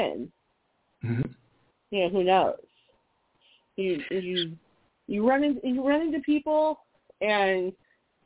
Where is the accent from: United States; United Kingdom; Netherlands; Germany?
United States; Minnesota; now in Southeast Virginia, United States; I grew up in Minnesota